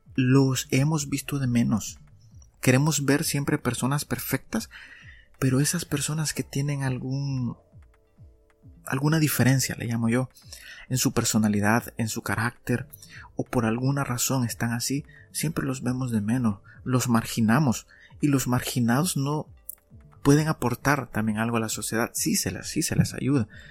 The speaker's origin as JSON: {"language": "Spanish", "country": "El Salvador", "said": "aquí en mi país, en El Salvador"}